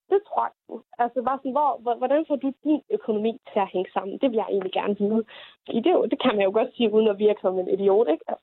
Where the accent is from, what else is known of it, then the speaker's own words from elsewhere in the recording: Jutland, Denmark; Og jeg ved ikke, om det er, fordi jeg er jyde.